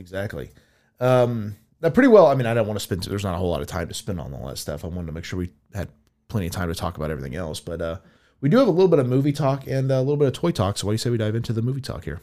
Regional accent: United States; I was another American on the tour

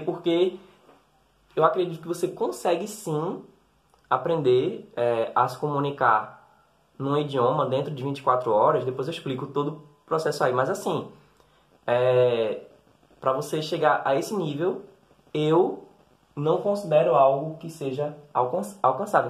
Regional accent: Recife, Pernambuco, Brazil; Eu sou nordestino, como você já deve ter percebido, eu sou do Recife

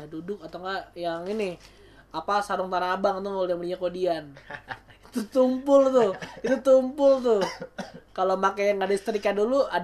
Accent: Ciledug, Banten, Indonesia; tuh dulu nih gua ceritain ya gua pas kecil dulu di daerah Ciledug itu gua di ya mungkin orang Ciledug ada yang tahu lah ya nama daerahnya daerah Bangun Reksa

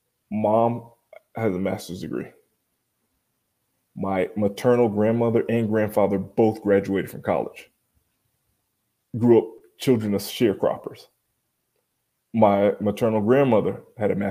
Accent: Miami, Florida, United States; As a kid growing up in Miami, I was the only Black kid in an all-white Boy Scout troop

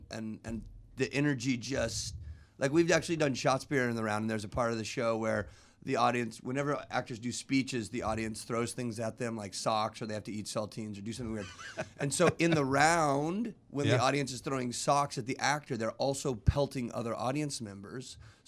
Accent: California, United States; We're from California. We're quite liberal.

